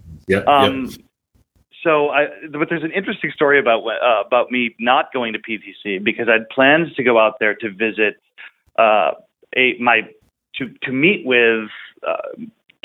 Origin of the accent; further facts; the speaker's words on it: Buffalo, New York, United States; I grew up in Western New York, near Buffalo, New York